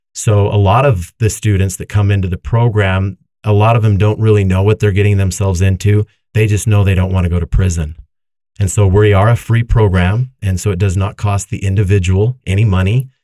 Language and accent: English; Davis County, Utah, United States; I grew up here in Davis County